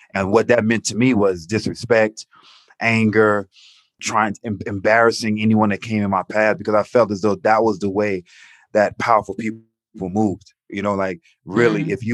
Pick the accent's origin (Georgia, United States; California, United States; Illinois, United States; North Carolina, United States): Georgia, United States; Atlanta; growing up in Atlanta